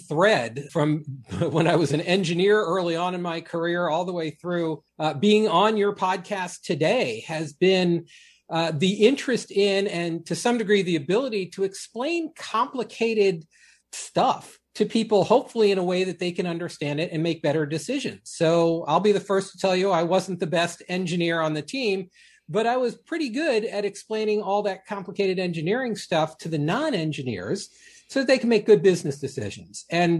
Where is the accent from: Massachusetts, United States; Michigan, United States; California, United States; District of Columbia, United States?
District of Columbia, United States; D.C.; I grew up outside of Washington, D.C. I'm one of those people that's never been more than an hour from where I was born